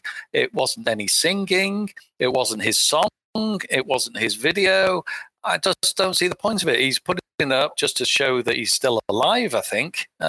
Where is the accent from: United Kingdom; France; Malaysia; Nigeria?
United Kingdom; We have a little phrase here in the UK.